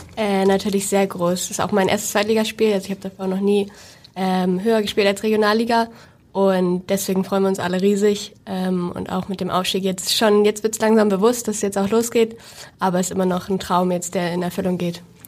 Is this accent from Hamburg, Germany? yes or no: yes; Hamburg, Germany; ich komme auch aus Hamburg gebürtig